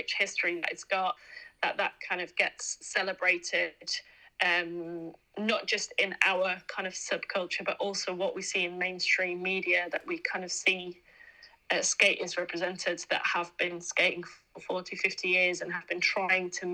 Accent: Netherlands; now in Leeds, United Kingdom; I'm an immigrant in a way. Like, I live in Leeds, but I'm from Holland

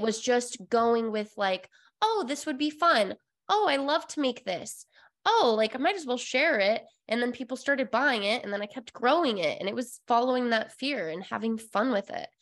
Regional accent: Utah, United States; moved away; I came from Utah, uh, born and raised all of my life

